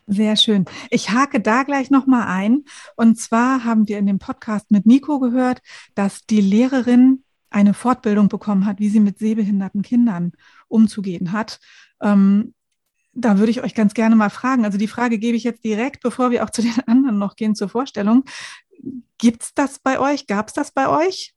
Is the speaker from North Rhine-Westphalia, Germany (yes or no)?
no; Lower Saxony, Germany; bei uns in Niedersachsen